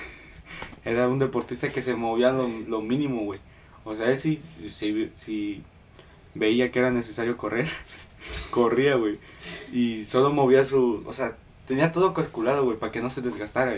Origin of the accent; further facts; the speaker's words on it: Mexico; now in Houston, United States; Yo soy mexicano